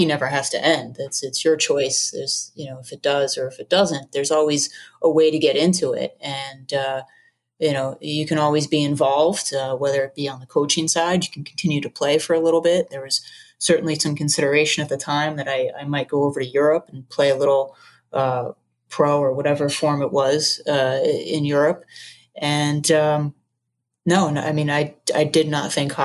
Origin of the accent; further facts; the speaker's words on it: Long Island, New York, United States; I grew up playing hockey on Long Island